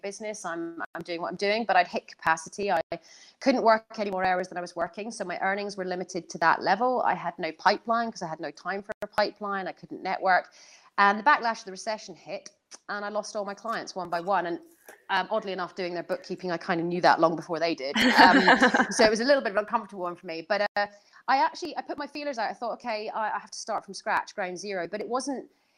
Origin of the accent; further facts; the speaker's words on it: Edinburgh, Scotland, United Kingdom; moved away as an adult; also born or lived in Northern Ireland; Edinburgh's my hometown